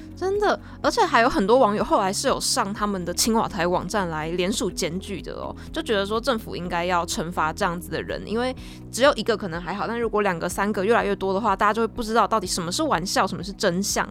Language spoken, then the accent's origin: Chinese; Taiwan; 像我们台湾人会说愚人节快乐